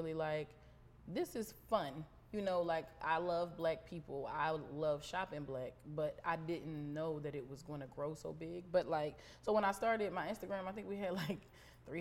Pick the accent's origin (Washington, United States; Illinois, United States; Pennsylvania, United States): Pennsylvania, United States; Philadelphia; now in Baltimore, United States; I'm from Philly